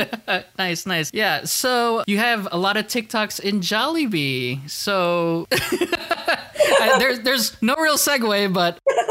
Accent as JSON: {"language": "English", "country": "United States", "tie": "born or raised there", "said": "I was born and raised here."}